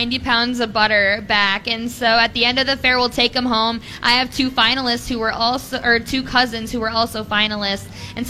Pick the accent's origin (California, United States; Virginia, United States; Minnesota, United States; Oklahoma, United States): Minnesota, United States; Browerville; I'm from Todd County in a town called Browerville.